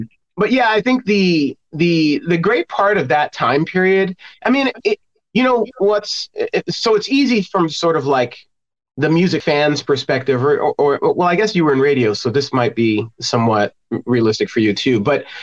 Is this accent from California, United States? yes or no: no; New York City, New York, United States; also born or lived in Los Angeles, United States; now in Indiana, United States; I'm from New York City originally